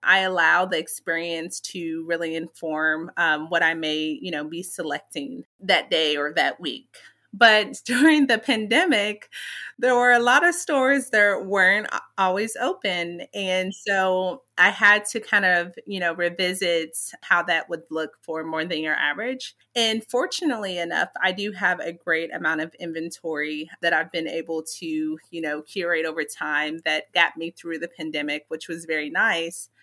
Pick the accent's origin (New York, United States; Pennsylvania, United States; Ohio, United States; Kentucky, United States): Kentucky, United States; Lexington; moved away; I was born and raised in Lexington, Kentucky